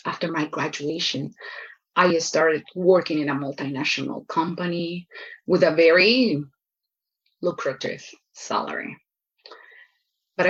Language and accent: English; Lima, Peru; English is a second language; moved away as an adult; now in United States; I grew up in Lima, in Peru